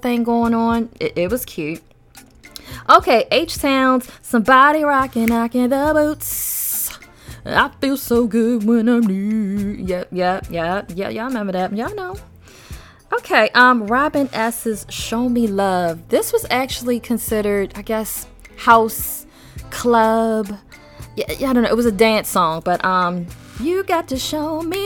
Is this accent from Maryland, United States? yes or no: yes; Maryland, United States; my home state of Maryland